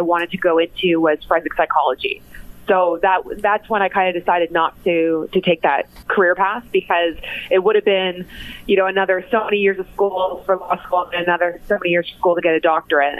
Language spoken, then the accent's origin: English; Cambridge, Ontario, Canada; also born or lived in Mississauga, Ontario; I was actually born in Mississauga, but only stayed there till I was about in grade two. And then my family moved to Cambridge, spent most of my life in Cambridge